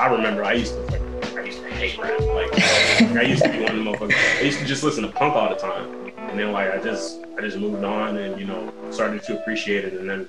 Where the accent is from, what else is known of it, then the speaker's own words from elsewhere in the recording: St. Louis, Missouri, United States; I'm from St. Louis, born and raised in the area.